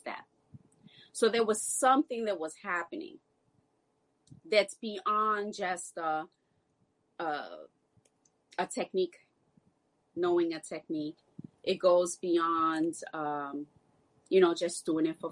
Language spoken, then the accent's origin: English; New York City, New York, United States; growing up in New York City, West African dance was definitely what most of us grew up